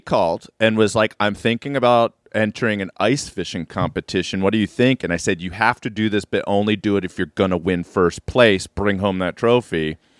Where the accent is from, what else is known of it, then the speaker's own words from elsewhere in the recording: Maryland, United States; I'm from Maryland